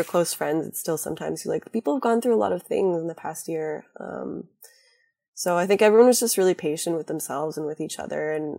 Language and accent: English; Hawaii, United States; especially because I come from Hawaii grew up part-time there.